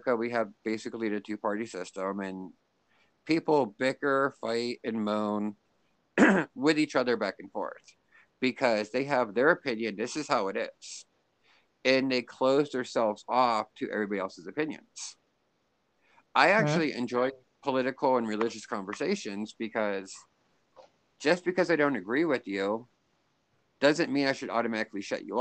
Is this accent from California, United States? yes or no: no; Pennsylvania, United States; now in Kansas, United States; I grew up in Pennsylvania, which is like northeastern side of the United States, and we had a lot of snow.